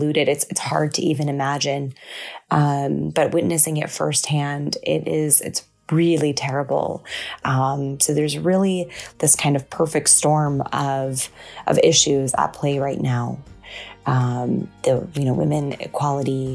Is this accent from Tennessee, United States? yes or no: no; Michigan, United States; now in New York City, United States; I am an Iranian-American. I was born in Michigan and now live in New York City